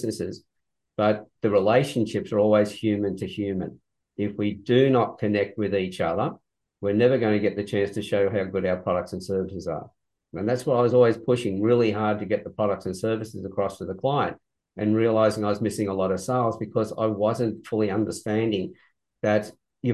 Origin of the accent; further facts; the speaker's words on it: Sydney, New South Wales, Australia; also born or lived in Newcastle, Australia; I was born in Sydney quite a long time ago. From that point, I then moved from Sydney to Newcastle